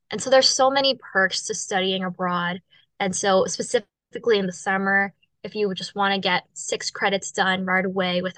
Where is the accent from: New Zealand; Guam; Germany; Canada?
Guam; moved away; I'm originally from Guam.